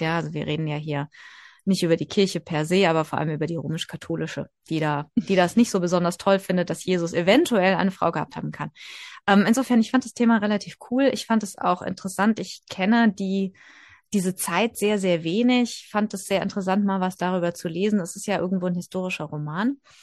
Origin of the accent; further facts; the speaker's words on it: Germany; bei uns in Deutschland